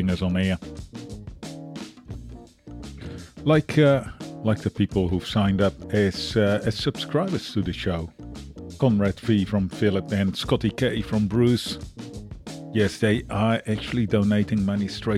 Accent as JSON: {"language": "English", "country": "Netherlands", "moved": "yes", "lives_now": "Australia", "said": "I'm originally from the Netherlands"}